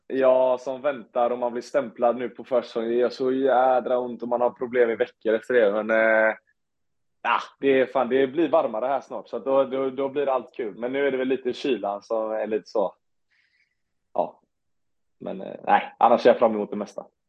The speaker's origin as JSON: {"language": "Swedish", "town": "Onsala", "region": "Halland County", "country": "Sweden", "said": "jag kom från Onsala"}